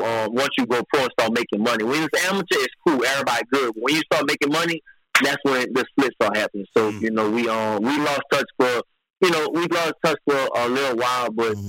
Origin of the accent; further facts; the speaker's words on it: New Orleans, Louisiana, United States; now in Texas, United States; originally I'm from New Orleans, and that's always be home, my heart, you know. But I live in Texas